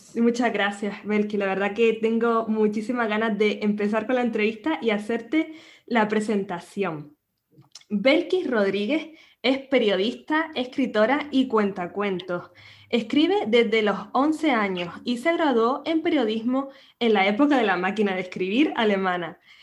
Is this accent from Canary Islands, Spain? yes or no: yes; Canary Islands, Spain; nacida en Canarias